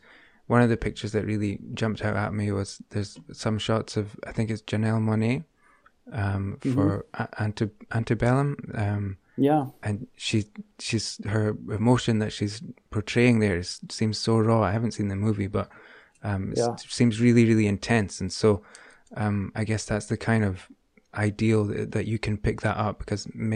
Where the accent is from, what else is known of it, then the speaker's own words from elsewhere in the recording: Aberdeen, Scotland, United Kingdom; I come from Aberdeen in Scotland